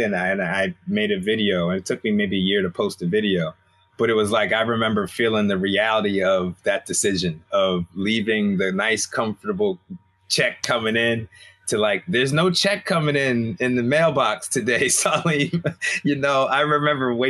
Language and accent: English; Albany, New York, United States; moved away; also born or lived in Hampton, Virginia / Rochester, New York; I'm originally from Albany, New York, so upstate New York